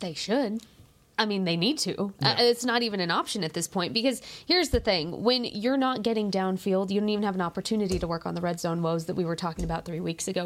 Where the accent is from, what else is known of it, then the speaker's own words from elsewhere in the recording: New Mexico, United States; moved away as an adult; now in Texas, United States; I'm from New Mexico.